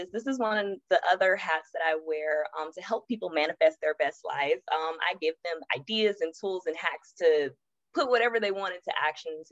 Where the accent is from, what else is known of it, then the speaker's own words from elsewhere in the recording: Los Angeles, California, United States; moved away as an adult; also born or lived in Atlanta; I'm born and raised Los Angeles and I moved to Atlanta after college